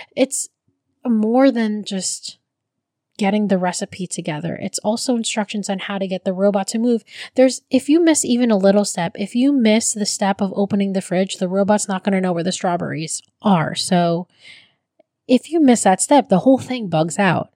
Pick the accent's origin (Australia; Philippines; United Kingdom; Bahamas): Philippines; now in United States; as a Filipino